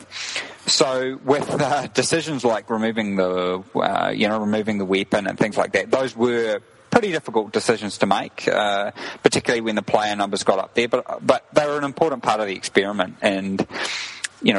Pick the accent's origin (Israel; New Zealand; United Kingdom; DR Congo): New Zealand; moved away as an adult; now in Prague, Czech Republic; I am from New Zealand.